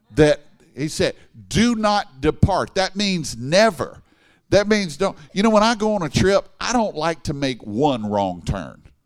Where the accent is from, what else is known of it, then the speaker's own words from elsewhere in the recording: Baton Rouge, Louisiana, United States; moved away as an adult; now in Dallas, United States; I grew up in Baton Rouge